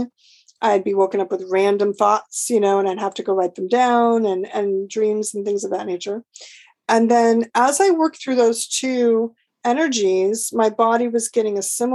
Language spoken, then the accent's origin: English; Los Angeles, California, United States; I was born and raised in LA in Los Angeles, the city of angels